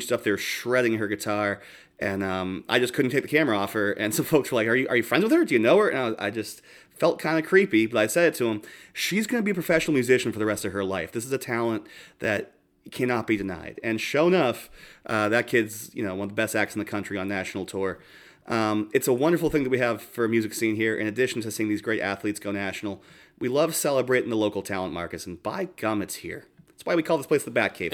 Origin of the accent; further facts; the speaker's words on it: Boston, Massachusetts, United States; moved away; coming from Boston